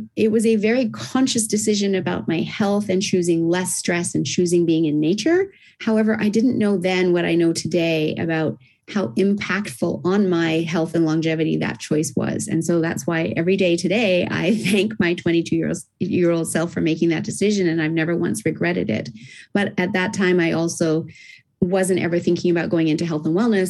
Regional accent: Japan; also born or lived in Australia; Originally, I'm Australian, and I was raised in Japan, as I said, which is why I don't have the Aussie accent.

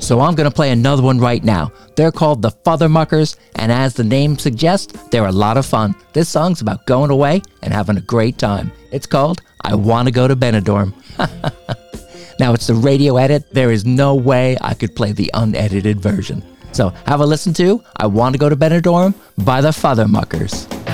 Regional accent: Pine Beach, New Jersey, United States; we both come from the very small town of Pine Beach, New Jersey.

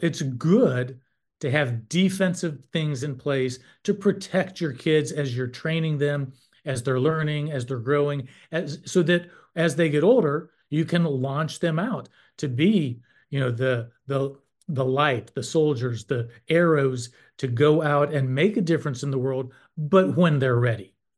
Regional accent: North Carolina, United States; I'm from North Carolina, and I served for twelve years on the N C H E board

